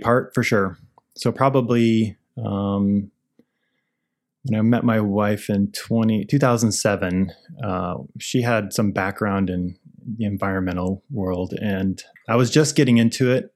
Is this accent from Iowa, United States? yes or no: yes; Iowa, United States; moved away as an adult; now in Portland, United States; I grew up in Iowa, so I got a job nearby